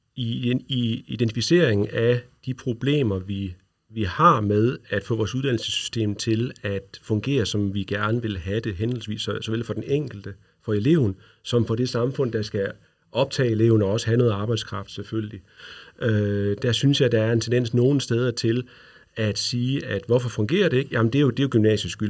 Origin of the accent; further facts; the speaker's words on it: Løkken, North Denmark Region, Denmark; also born or lived in Brønderslev; Jeg er fra Nordjylland, jeg er fra Lykken, øh, hvor jeg er gået i folkeskole